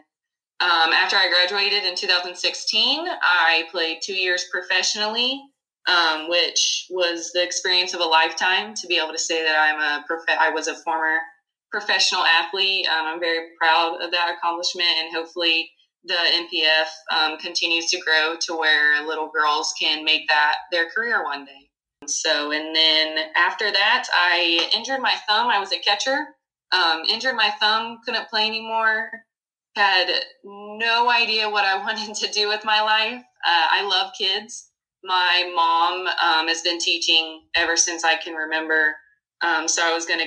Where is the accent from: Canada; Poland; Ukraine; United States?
United States; Chiefland, Florida; also born or lived in Gainesville, Florida; now in Fort Lauderdale, United States; I was born and raised in Gainesville. Florida's home for me